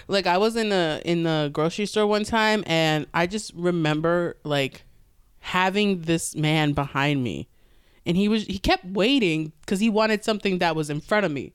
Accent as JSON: {"language": "English", "region": "New York", "country": "United States", "said": "I'm from New York"}